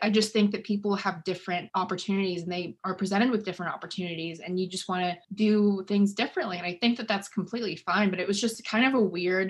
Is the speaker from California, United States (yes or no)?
yes; California, United States; also born or lived in St. Louis / China / Washington; No, I was born in St. Louis, moved to China for 4 years because my mom's Chinese, lived in California for like 10 years and then moved to Washington.